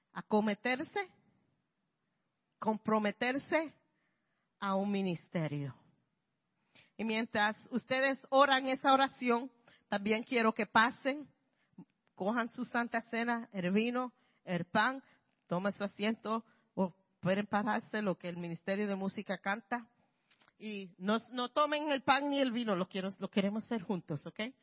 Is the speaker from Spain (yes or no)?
no; Puerto Rico; now in Bronx, New York, United States; soy puertorriqueña